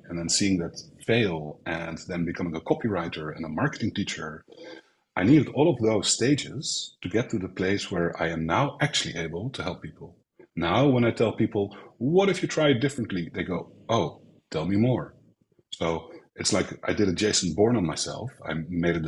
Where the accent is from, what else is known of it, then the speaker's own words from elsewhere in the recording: Netherlands; moved away as an adult; now in Spain; I grew up in Holland. I was born in the center of Holland